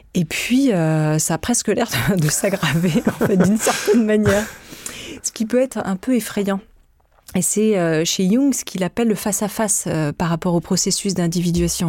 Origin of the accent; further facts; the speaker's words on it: France; Je suis née euh, en France